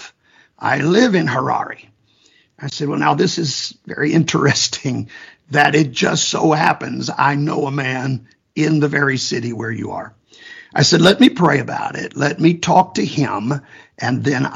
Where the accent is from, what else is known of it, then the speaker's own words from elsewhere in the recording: Kansas, United States; I'm from Kansas, and Kansas is known to be a very conservative area